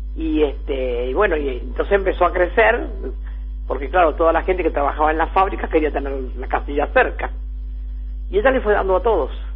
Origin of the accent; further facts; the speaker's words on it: Ensenada, Buenos Aires Province, Argentina; la casa donde yo nací la tiene la, municipalidad de Ensenada